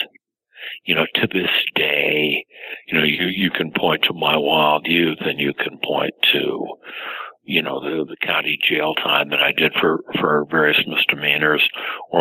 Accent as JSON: {"language": "English", "town": "Los Angeles", "region": "California", "country": "United States", "tie": "born or raised there", "said": "I grew up in Los Angeles, and my father was a Hollywood bottom feeder"}